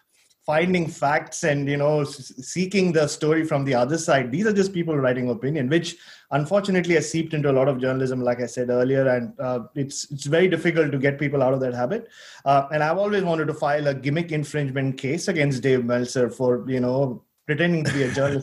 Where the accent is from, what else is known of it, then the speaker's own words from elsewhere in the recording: Australia; And one day I said that I was there as an Australian journalist.